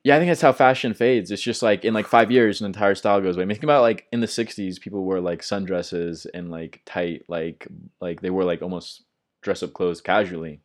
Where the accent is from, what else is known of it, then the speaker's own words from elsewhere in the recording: Midwest, United States; I'm from the Midwest, so we had, like, Sears